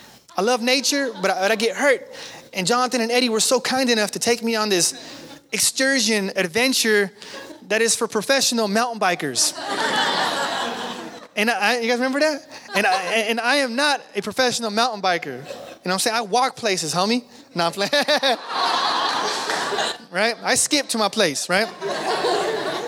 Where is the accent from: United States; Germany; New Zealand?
United States; Sacramento, California; we're from South Sac. Man, I'm not from the country. We're from South Sac